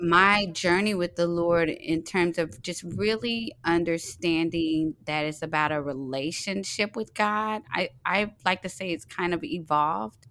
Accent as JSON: {"language": "English", "town": "Fort Worth", "region": "Texas", "country": "United States", "moved": "yes", "lives_now": "Atlanta, United States", "said": "I'm originally from Fort Worth, Texas."}